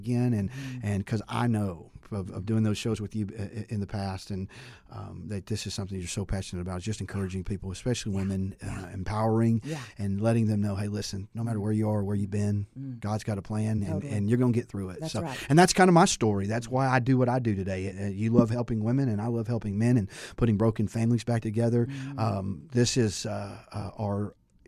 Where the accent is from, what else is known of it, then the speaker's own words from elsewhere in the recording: Santa Maria, California, United States; I was born in Santa Maria, California. My dad was in the Navy